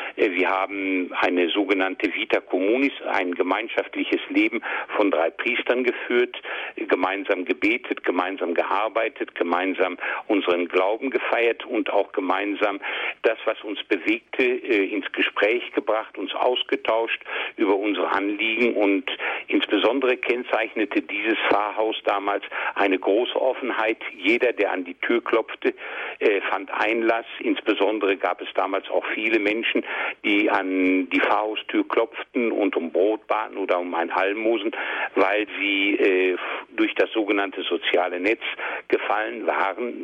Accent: Kamp-Lintfort, North Rhine-Westphalia, Germany; also born or lived in Rheinberg; now in Essen, Germany; meiner Heimatgemeinde in Kamplinfort

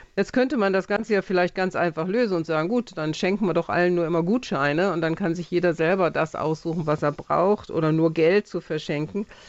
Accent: Jülich, North Rhine-Westphalia, Germany; meinen Heimatort Jülich

